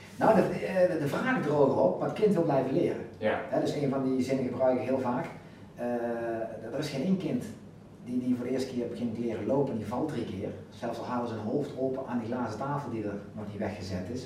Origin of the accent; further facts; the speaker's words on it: Netherlands; wij als Nederlanders